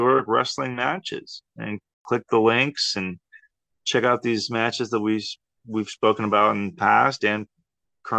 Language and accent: English; Texas, United States; growing up in Texas.